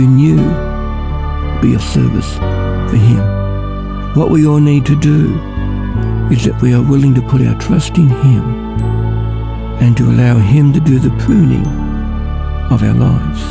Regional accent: Ballarat, Victoria, Australia; also born or lived in Mildura; I'm from Ballarat.

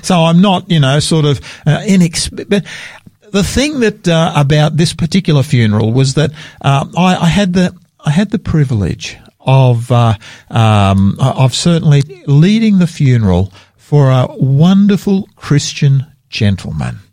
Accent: Australia; I'm an Australian and I'm very proud of being an Australian

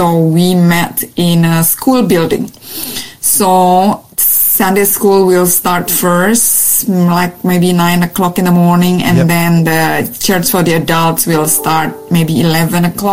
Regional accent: Jakarta, Indonesia; English is a second language; now in Australia; I was born in Jakarta, Indonesia.

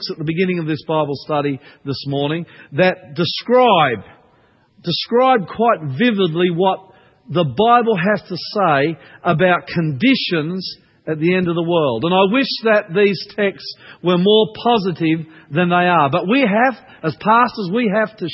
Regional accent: Queensland, Australia; I grew up in Queensland

